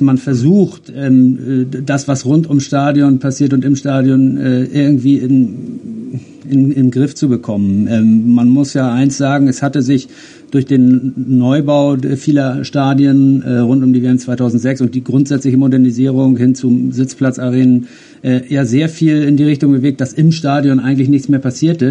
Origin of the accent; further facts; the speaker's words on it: Germany; wir jetzt als Deutsche